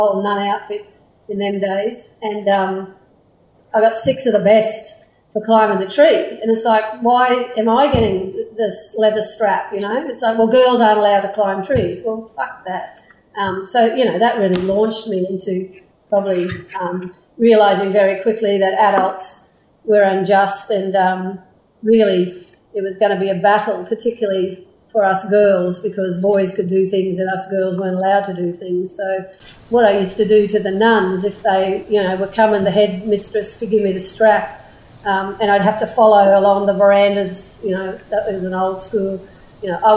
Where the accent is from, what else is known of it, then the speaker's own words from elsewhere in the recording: Brisbane, Queensland, Australia; I grew up here in Meanjin, so on the north side of known as Brisbane or Brisvegas